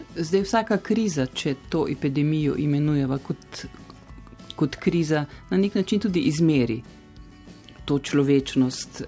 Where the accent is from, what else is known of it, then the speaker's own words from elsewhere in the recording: Slovenia; smo se Slovenci